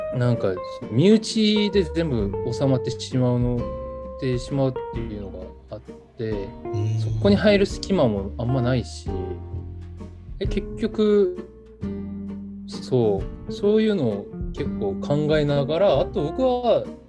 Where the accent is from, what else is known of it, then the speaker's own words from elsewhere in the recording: South Korea; Japanese is a second language; moved away as an adult; also born or lived in Japan; ここって僕の地元じゃないですか普通に今まで生きてきたとこ